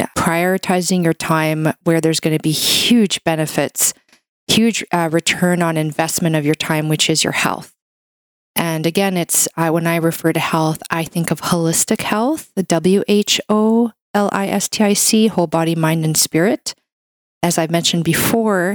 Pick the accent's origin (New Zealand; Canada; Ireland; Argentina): Canada; I'm a Canadian medical doctor